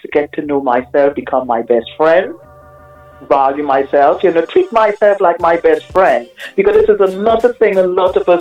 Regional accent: Trinidad & Tobago; moved away; also born or lived in Aruba / New York City, United States; I'm originally from a lovely island called Aruba in the in Caribbean, and I grew up in Trinidad

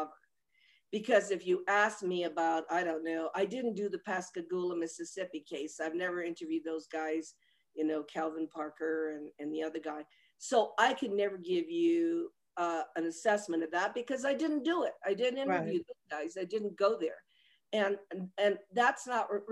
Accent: Rome, Lazio, Italy; I was born at Piazza Mazzini in Rome

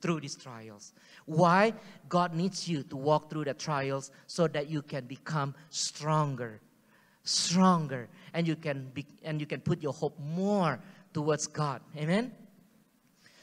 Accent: Singapore; accent: Singlish; first language Singlish; English is a second language; English is not my first language, guys. Okay? Singlish is my first language

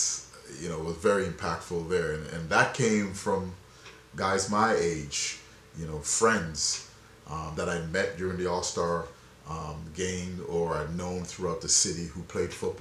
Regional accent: Ontario, Canada; moved away as an adult; also born or lived in Jamaica / British Columbia; I was born in Jamaica, grew up here, learned my craft in Canada

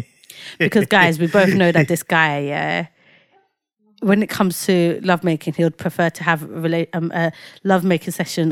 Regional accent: Lagos, Nigeria; born there; Guys, you know I was born in Nigeria, right?

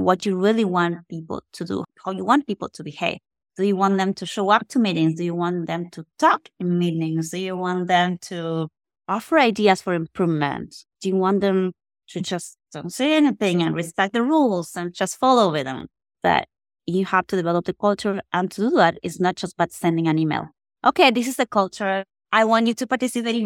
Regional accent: Argentina; moved away as an adult; now in Texas, United States; I was born in Argentina

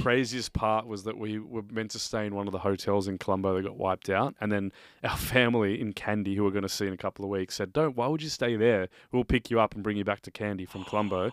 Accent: Australia; growing up in Australia

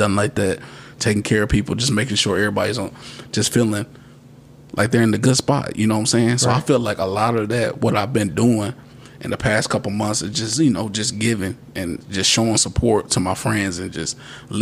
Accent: Radcliff, Kentucky, United States; now in Bowling Green, United States; my hometown of Radcliffe

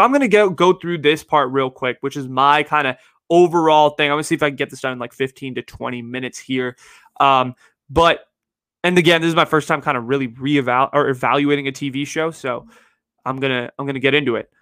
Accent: Bay Area, California, United States; growing up in the Bay and going to my high school

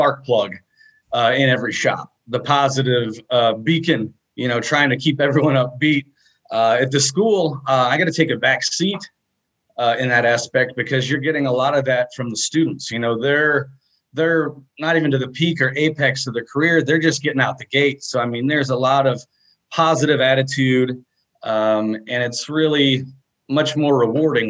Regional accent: Washington, Missouri, United States; I am a welder fabricator from Washington, Missouri. That's about half an hour west of St. Louis.

